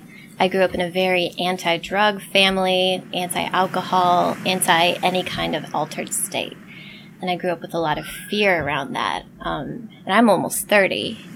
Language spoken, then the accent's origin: English; Midwest, United States; also born or lived in Portland, United States / Birmingham, United States; We moved around a lot because my dad was a preacher, but Midwest, in the north, went to school down south, lived in Portland for a while, and then Birmingham.